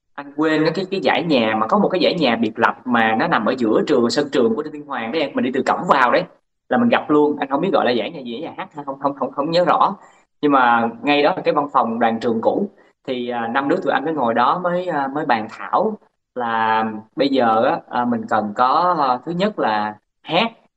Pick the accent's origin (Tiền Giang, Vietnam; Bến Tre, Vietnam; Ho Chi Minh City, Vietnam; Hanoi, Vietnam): Bến Tre, Vietnam; moved away as an adult; anh ở sinh ra lớn lên ở tỉnh Bến Tre